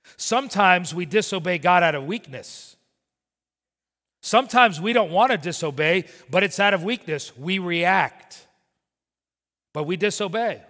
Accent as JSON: {"language": "English", "town": "Miami", "region": "Florida", "country": "United States", "tie": "born or raised there", "said": "growing up in Miami, I would work for my father"}